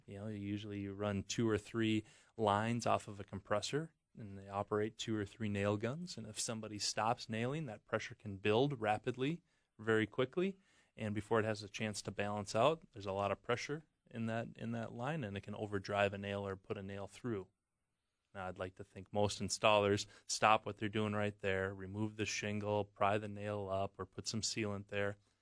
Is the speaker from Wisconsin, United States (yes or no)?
yes; Wisconsin, United States; I'm from Wisconsin